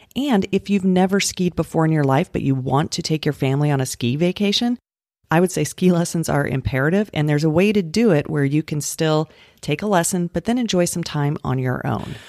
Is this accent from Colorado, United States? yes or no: yes; Colorado, United States; moved away; also born or lived in Utah; I grew up in Colorado, and I lived in Utah